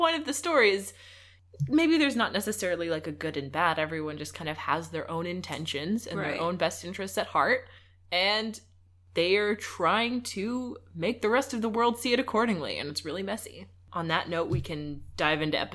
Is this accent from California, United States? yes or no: yes; Southern California, United States; you and I, we're from Southern California. Like, swimming... You know, we have pools in high school